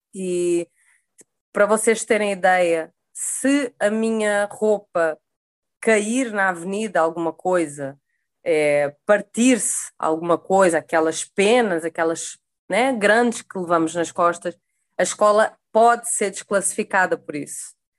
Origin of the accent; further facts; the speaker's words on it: Sesimbra, Setúbal, Portugal; now in Rio de Janeiro, Brazil; eu sou de Sesimbra, Portugal, moro no Rio de Janeiro